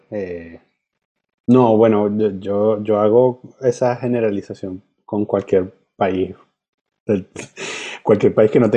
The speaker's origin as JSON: {"language": "Spanish", "country": "Venezuela", "said": "Y, Dios me cuide de, que se me salga que soy venezolano"}